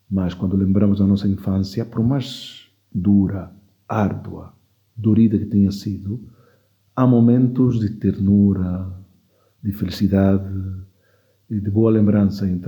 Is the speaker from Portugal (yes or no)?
no; Equatorial Guinea; born there; os meus pais é que são de lá, eu nasci em Guiné Equatorial.